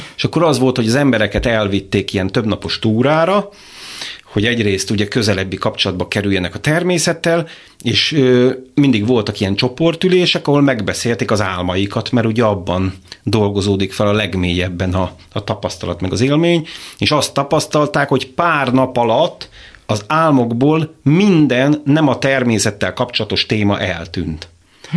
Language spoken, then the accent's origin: Hungarian; Békéscsaba, Békés, Hungary; a város, ahonnan származom, Békés Csaba